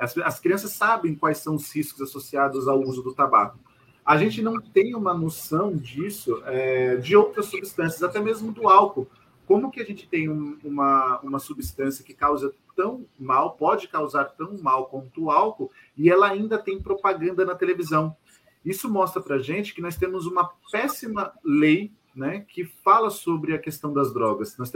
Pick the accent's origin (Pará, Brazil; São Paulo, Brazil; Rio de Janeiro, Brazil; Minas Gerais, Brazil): São Paulo, Brazil; Diadema; also born or lived in Vila Mariana; Eu nasci na Vila Mariana, mas eu morei 38 anos em Diadema. Eu sou um quase diademense.